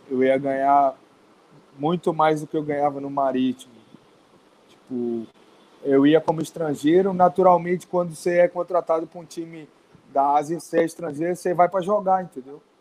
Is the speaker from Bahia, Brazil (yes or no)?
yes; Serrinha, Bahia, Brazil; Sou de uma cidade pequena da Bahia, interior da Bahia, chama-se Serrinha